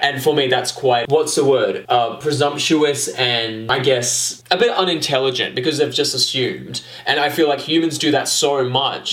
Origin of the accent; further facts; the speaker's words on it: Australia; we're Australian.